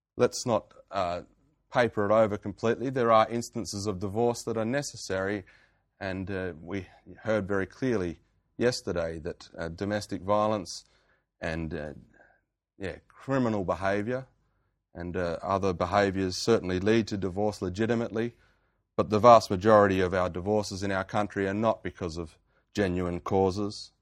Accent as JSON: {"language": "English", "town": "Geraldton", "region": "Western Australia", "country": "Australia", "tie": "born or raised there", "said": "my hometown in Geraldton"}